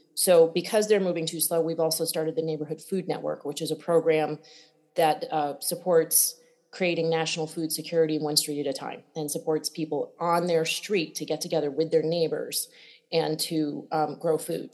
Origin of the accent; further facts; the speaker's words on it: Connecticut, United States; I grew up in Connecticut uh, and barefoot, a big farm growing food